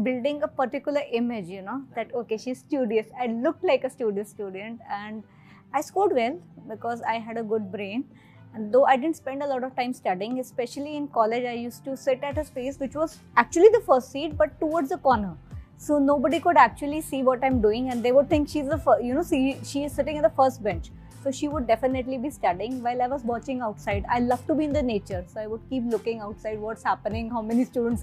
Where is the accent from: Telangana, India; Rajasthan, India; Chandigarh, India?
Chandigarh, India; moved away as an adult; also born or lived in Delhi; I come from a small town. I'm from Chandigarh and I suddenly reached Delhi